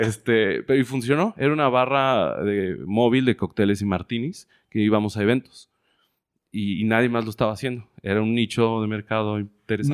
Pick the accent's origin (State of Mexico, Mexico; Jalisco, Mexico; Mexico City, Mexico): Jalisco, Mexico; Guadalajara; moved away as an adult; also born or lived in Playa del Carmen, Quintana Roo; nací en Guadalajara, Jalisco en el 83